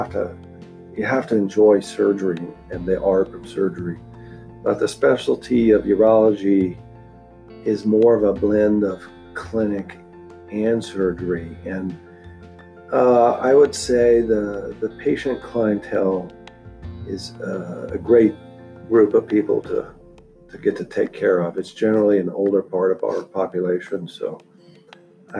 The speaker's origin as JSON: {"language": "English", "region": "Central Texas", "country": "United States", "tie": "born or raised there", "moved": "yes", "lives_now": "Meridian, United States", "said": "I grew up in Central Texas"}